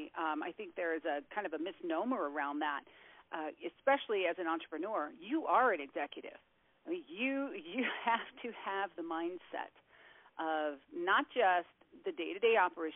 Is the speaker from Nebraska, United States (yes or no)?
no; Colorado Springs, Colorado, United States; My father is a retired colonel, and I grew up on the Air Force Academy in Colorado Springs